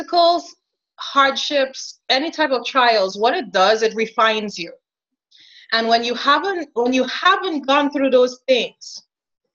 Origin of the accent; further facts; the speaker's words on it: Trinidad & Tobago; moved away; also born or lived in New York; I was born and raised in Trinidad, West Indies, also known as Trinidad and Tobago